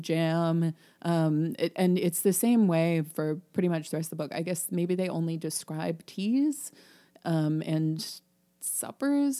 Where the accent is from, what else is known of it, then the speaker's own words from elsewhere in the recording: Illinois, United States; we're from Illinois